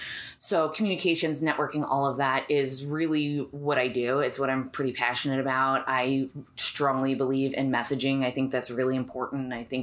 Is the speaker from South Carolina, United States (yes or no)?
no; New York, United States; moved away as an adult; also born or lived in Florida; now in Arizona, United States; I am actually originally from New York.